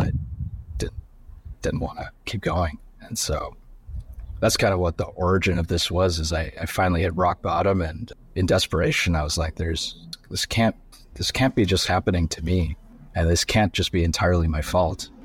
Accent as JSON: {"language": "English", "town": "Sudbury", "region": "Ontario", "country": "Canada", "tie": "born or raised there", "said": "I grew up in Canada. um, in a small town called Sudbury"}